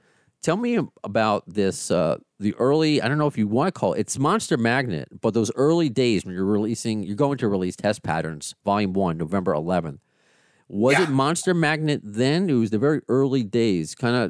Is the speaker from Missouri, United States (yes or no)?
no; Long Island, New York, United States; also born or lived in Cape Cod; now in Queens, United States; I'm originally from Long Island